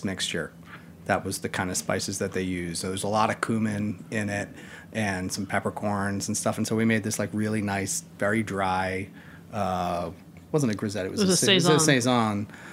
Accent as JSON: {"language": "English", "town": "New York City", "region": "New York", "country": "United States", "said": "As a New Yorker"}